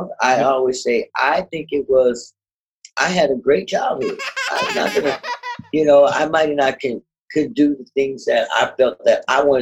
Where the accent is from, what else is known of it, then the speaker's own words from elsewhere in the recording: Berkeley, California, United States; I'm from California, Berkeley